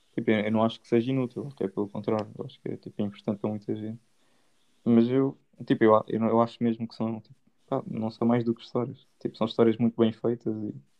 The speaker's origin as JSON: {"language": "Portuguese", "country": "Portugal", "said": "somos portugueses"}